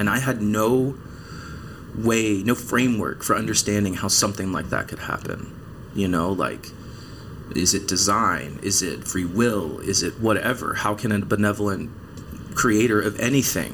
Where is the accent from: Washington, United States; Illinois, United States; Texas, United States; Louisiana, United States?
Texas, United States; East; moved away as an adult; also born or lived in Belton, Texas; born and raised in East Texas